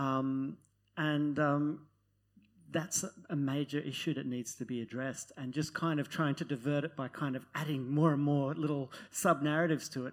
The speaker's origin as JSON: {"language": "English", "country": "Netherlands", "moved": "yes", "lives_now": "Australia", "said": "I'm from Holland"}